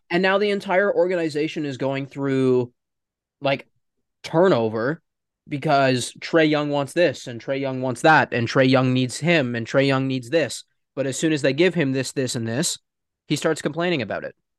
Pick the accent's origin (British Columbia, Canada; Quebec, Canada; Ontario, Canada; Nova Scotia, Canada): Ontario, Canada; Toronto; we are from Toronto